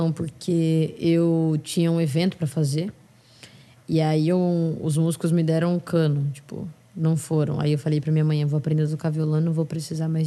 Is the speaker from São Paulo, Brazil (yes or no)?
yes; São Paulo, Brazil; Mas não tenho sotaque. Eu tenho sotaque zero de, de São Paulo capital. Zero, zero.